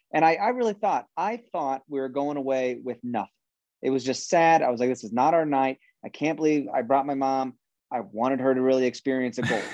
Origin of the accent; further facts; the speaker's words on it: Kansas, United States; we're from Kansas and we're too nice.